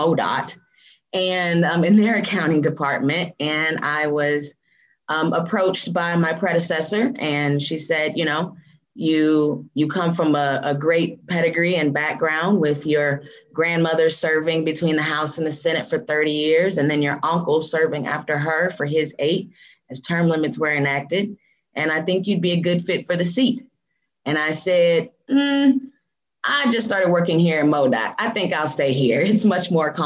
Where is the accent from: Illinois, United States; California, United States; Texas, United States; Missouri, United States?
Missouri, United States; Kansas City; born and raised in Kansas City